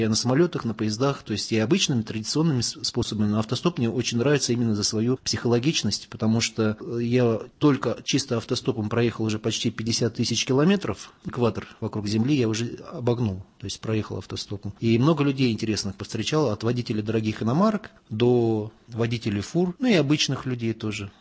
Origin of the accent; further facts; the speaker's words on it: Russia; also born or lived in Moscow; я православный христианин из России